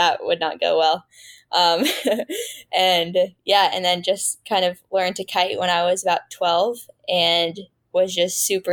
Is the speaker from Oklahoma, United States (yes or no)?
no; San Francisco Bay Area, California, United States; I was born and raised in the San Francisco Bay Area. Yeah, NorCal, born and raised.